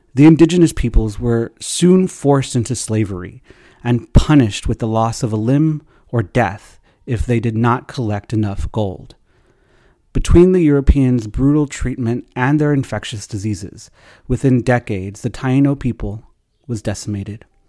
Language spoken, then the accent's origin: English; Texas, United States; We're from Texas